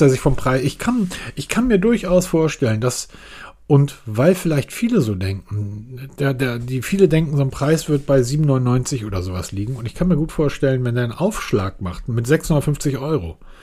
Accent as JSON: {"language": "German", "country": "Germany", "said": "als Deutscher"}